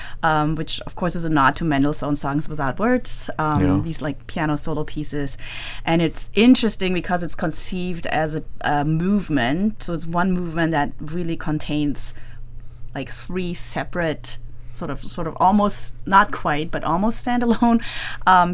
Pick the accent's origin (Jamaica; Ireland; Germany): Germany; moved away as an adult; also born or lived in Amsterdam, Netherlands; now in Michigan, United States; I basically grew up in Germany, like, German citizen